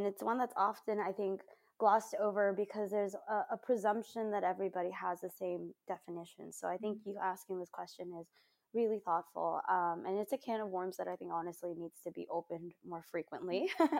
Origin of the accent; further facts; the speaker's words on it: Covina, California, United States; I was born and raised in Covina in California